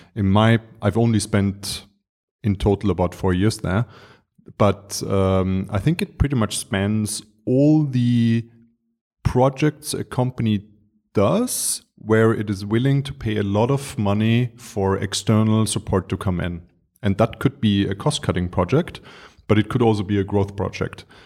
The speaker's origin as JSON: {"language": "English", "region": "Vienna", "country": "Austria", "tie": "born or raised there", "also_born_or_lived": "Dar es Salaam, Tanzania", "said": "I was born and raised in Vienna"}